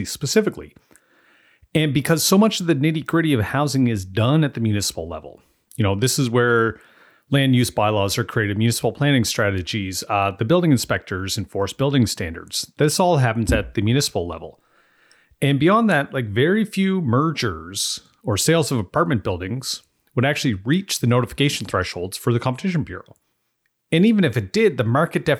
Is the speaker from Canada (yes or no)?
yes; Amherst, Nova Scotia, Canada; moved away; When I moved back to Amherst, Nova Scotia after 15 years away